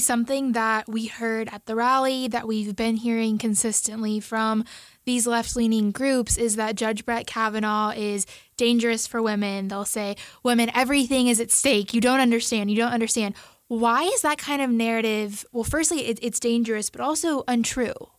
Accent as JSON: {"language": "English", "town": "Houston", "region": "Texas", "country": "United States", "tie": "born or raised there", "said": "my hometown of Houston, Texas"}